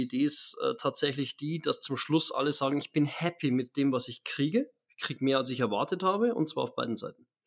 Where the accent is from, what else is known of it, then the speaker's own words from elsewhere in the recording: Germany; Ja, genau, das, äh, bin ja doch Deutscher.